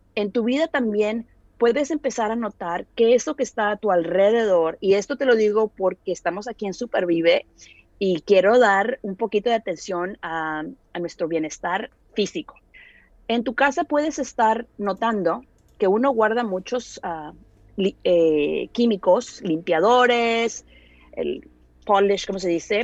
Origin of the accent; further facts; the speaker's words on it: Monterrey, Nuevo León, Mexico; yo soy de Monterrey